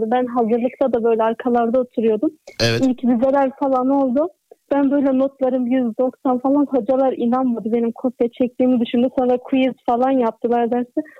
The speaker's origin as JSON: {"language": "Turkish", "region": "Sivas Province", "country": "Turkey", "said": "hem buralıyım hem burada okuyorum."}